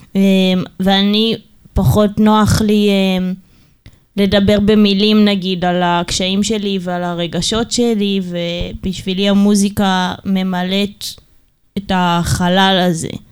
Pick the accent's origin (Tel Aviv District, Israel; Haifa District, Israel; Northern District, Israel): Tel Aviv District, Israel; Ramat Gan; גדלנו ברמת גן